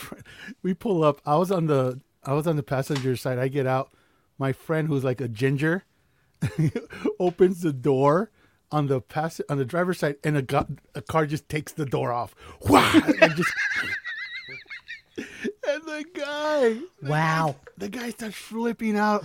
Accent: United States; I was from the U.S.

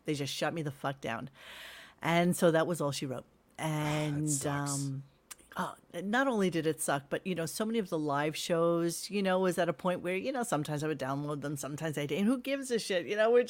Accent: New York, United States; I'm a New Yorker, born and raised.

